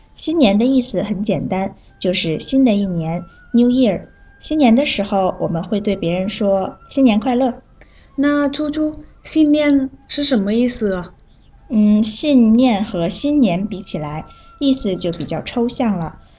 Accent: Vietnam; Chinese is a second language; 我是来自越南的

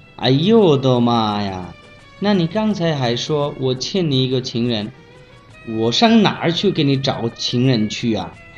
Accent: Bangladesh; Chinese is a second language; 我是来自孟加拉国的

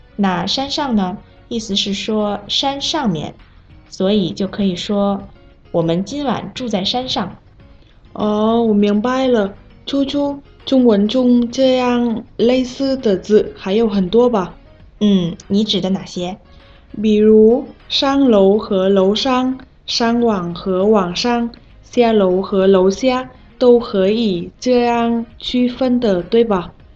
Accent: Vietnam; Chinese is a second language; moved away as an adult; now in China; 我是来自越南的

